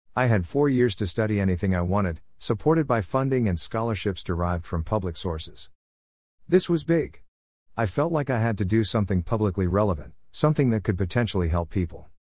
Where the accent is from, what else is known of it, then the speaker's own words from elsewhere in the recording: Canada; being Canadian